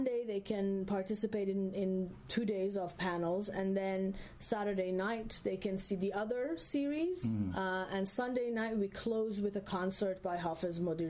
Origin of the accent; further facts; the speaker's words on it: Iran; now in United States; I was born in Iran. Much of my writing had to do with my experience as an Iranian woman or an immigrant woman in the U.S.